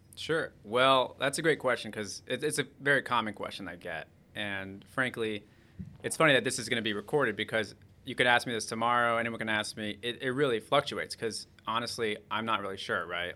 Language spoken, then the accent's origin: English; Tucson, Arizona, United States; I'm also from Tucson, Arizona, so I grew up around the whole uh, basketball environment